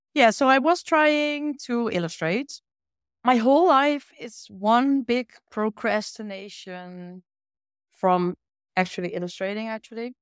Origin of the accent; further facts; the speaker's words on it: Achterhoek, Gelderland, Netherlands; English is a second language; now in Utrecht, Netherlands; I grew up in that side of the Netherlands in a small village